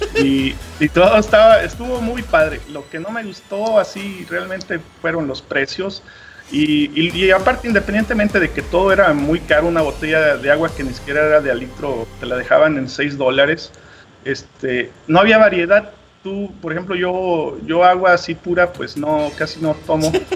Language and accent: Spanish; Mexico; así como buen mexicano